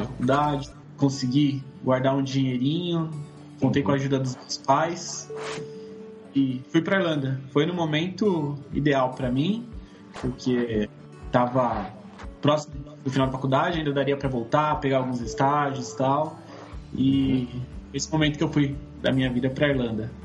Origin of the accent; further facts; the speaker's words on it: São Paulo, Brazil; tenho 28 anos e sou de São Paulo.